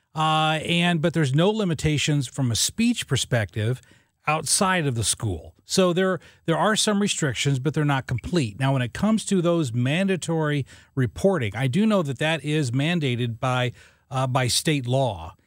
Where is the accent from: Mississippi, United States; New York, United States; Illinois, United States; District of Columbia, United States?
Illinois, United States; Southern; I grew up in Southern Illinois